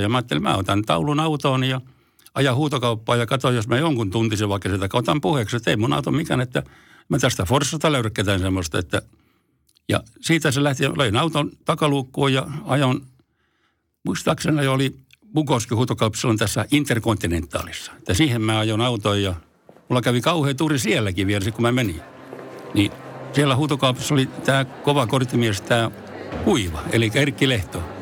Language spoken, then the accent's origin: Finnish; Forssa, Tavastia Proper, Finland; also born or lived in Helsinki; vaikka syntynyt Helsingissä, mutta mä taisin olla semmoinen vaikea tapaus, niin mä kävin täällä vaan tulemassa, rääkäsemässä ja sitten muutin Forssaan ihan siellä, että olen forssalainen